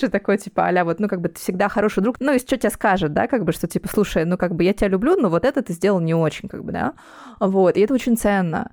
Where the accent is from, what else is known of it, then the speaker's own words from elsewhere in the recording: Donetsk, Donetsk Oblast, Ukraine; moved away as an adult; now in Moscow, Russia; я из Донецка, я переехала в Москву, когда началась война